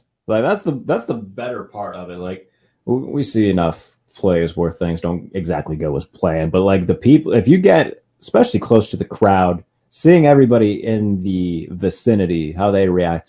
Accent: Pittsburgh, Pennsylvania, United States; I'm from Pittsburgh

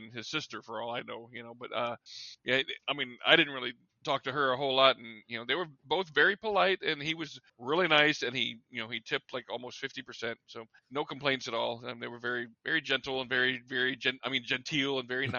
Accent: Texas, United States; I was from Texas

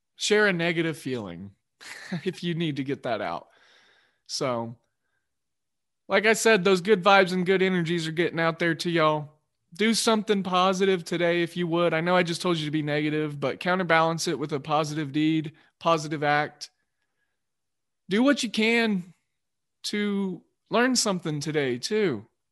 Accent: Oklahoma, United States; moved away as an adult; also born or lived in Georgia; I was from Oklahoma.

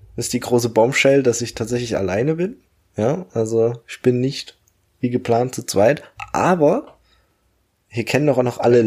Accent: Germany; moved away as an adult; now in Australia; Bei uns in Deutschland

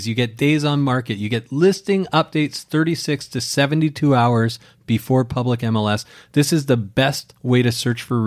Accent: Canada; growing up in Canada

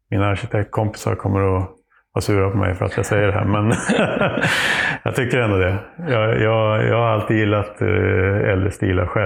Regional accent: Nyköping, Södermanland, Sweden; Jo, och sen vi är från Nyköping med familj, eh, både på mammas och pappas sida. Och har eh, ju anfäder från århundraden tillbaka här runt Lästringe. Lästringe, även Trosa och ja, Nyköping runt i trakterna.

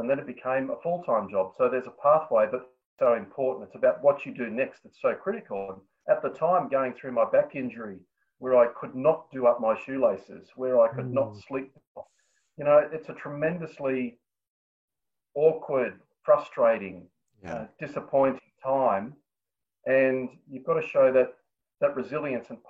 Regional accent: New South Wales, Australia; in New South Wales, which is my home state

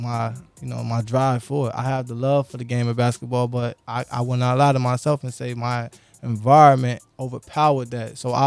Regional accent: Aurora, Illinois, United States; also born or lived in West Side, Chicago / South Side, Chicago; my city, Aurora. Grew up on Aurora

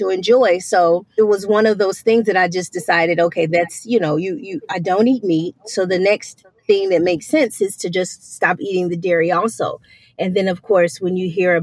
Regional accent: Columbia, South Carolina, United States; also born or lived in Charlotte, North Carolina; I am from Columbia, South Carolina, and I've only lived one other place, and that was like around the corner in Charlotte, North Carolina. So mm-hmm. I'm a Southern girl to the core

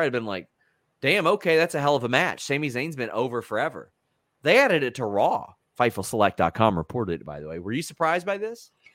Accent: Lexington, Kentucky, United States; I said Lexington, Kentucky.

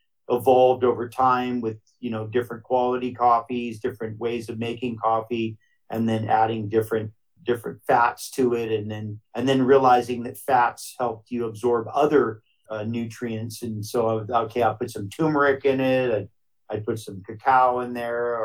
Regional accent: Hawaii, United States; growing up in Hawaii

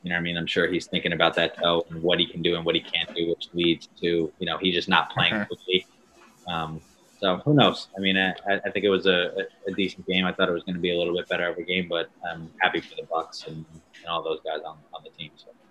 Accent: Long Island, New York, United States; I was from Long Island, which isn't a, a, big football area

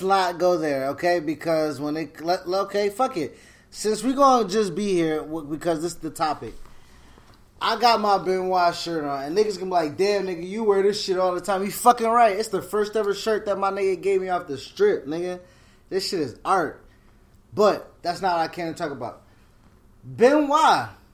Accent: Buffalo, New York, United States; I'm from Buffalo

